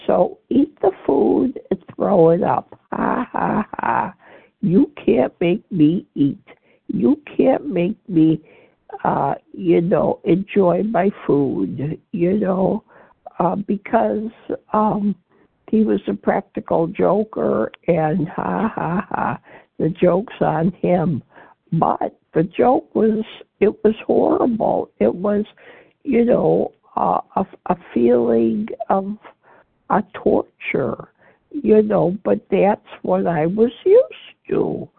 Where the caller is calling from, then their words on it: Illinois, United States; I'm calling from Illinois.